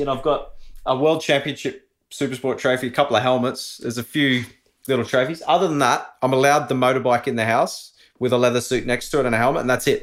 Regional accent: Australia; moved away as an adult; also born or lived in Andorra; being an Aussie, living overseas. I was always gonna come back here.

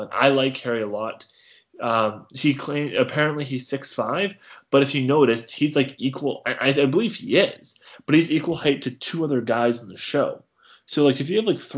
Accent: Vancouver, British Columbia, Canada; from my city, Vancouver.

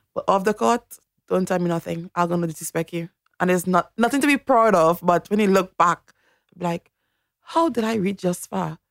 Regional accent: Toco, Trinidad & Tobago; moved away as an adult; also born or lived in United States / England; now in Australia; I grew up in a country town called Toko

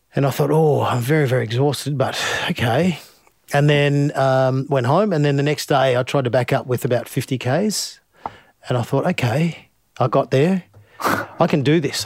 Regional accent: Finley, New South Wales, Australia; as a young kid growing up in Findlay

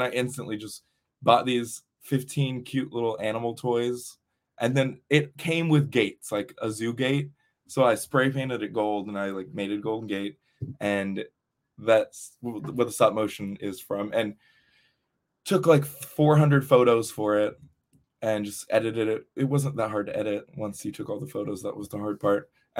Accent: Texas, United States; Oh, yes. I was from Texas.

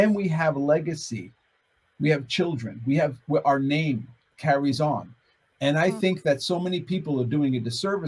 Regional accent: United States; I'm an American

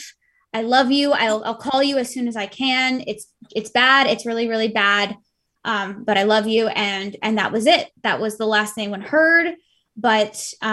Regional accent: Allentown, Pennsylvania, United States; moved away as an adult; I grew up in Allentown, Pennsylvania, which is only 2 hours from New York City

